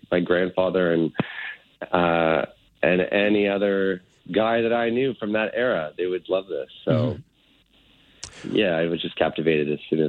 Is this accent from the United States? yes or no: no; Toronto, Ontario, Canada; You know, I played hockey as a kid growing up in North Toronto, just like pretty much everybody did in the 70s.